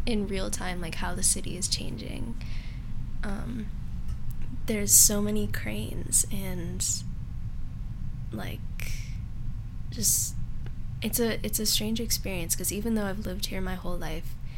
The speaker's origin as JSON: {"language": "English", "town": "Seattle", "region": "Washington", "country": "United States", "tie": "born or raised there", "said": "I actually had my first years here in South Lake Union"}